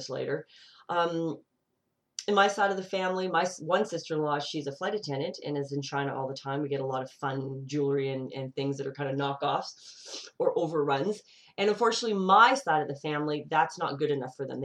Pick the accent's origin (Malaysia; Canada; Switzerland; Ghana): Canada; I live in a multicultural country. Canada